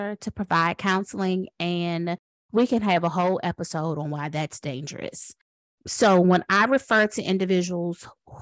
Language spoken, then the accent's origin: English; Washington, District of Columbia, United States; now in North Carolina, United States; I was born in Washington, D.C.